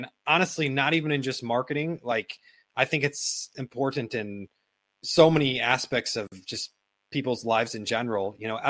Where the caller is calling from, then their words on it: Bangkok, Thailand; I mean, for example, I'm calling in from Bangkok, and my wife and I today, we just were at a meeting with a lawyer to get started on my wife's green card process.